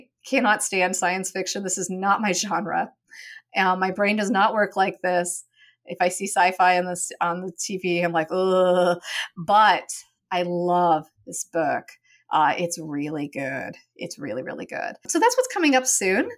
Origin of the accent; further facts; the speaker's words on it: Western Oregon, United States; moved away as an adult; also born or lived in Annapolis, Maryland; I grew up in Oregon and in Western Oregon, where insects are very small